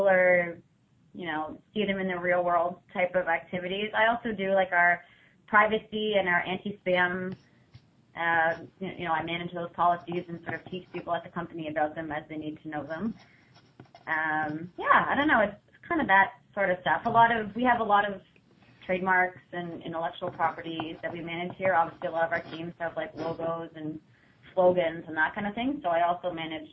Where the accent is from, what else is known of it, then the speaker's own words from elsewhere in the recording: Ottawa, Ontario, Canada; I am originally from Ottawa. I grew up with just me and my mom.